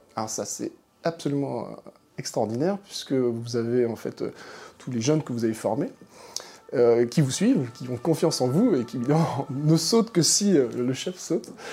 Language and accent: French; Manche, Normandy, France; moved away as an adult; also born or lived in Paris; je viens de la Manche, donc le département, un département extrêmement rural